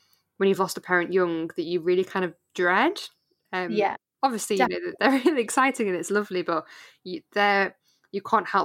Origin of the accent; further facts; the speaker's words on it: North Wales, United Kingdom; moved away; North Wales